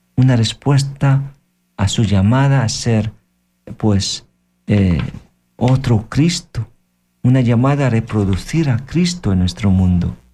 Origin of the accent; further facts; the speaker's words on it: Philippines; Spanish is a second language; moved away; En mi país, yo soy de Filipinas